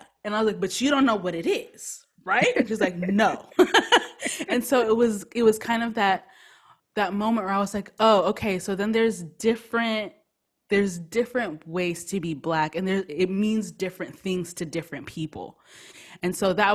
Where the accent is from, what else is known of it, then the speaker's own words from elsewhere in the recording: United States; I was born in the United States